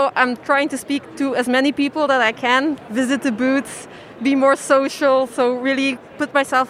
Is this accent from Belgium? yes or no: yes; Belgium; I'm from Belgium.